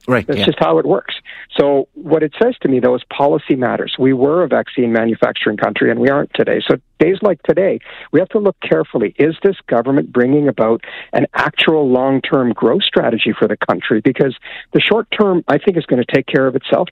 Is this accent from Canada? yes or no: yes; Alberta, Canada; I grew up in Alberta